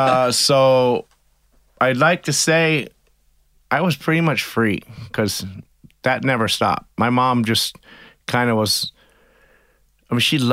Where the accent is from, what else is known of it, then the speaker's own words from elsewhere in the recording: Pittsfield, Massachusetts, United States; born there; Well, I was born in Pittsfield, Massachusetts, pretty far from the ocean.